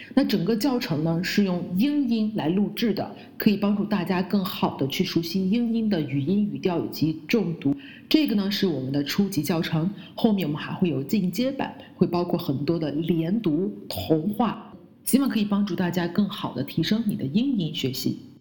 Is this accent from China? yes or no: yes; China; 包括我们的国家叫做 China